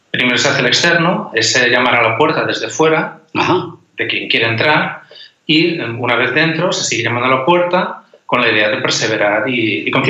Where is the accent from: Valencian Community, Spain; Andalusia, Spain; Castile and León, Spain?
Valencian Community, Spain; Elda; moved away; nací en ese pueblo de Valencia que se llama Elda.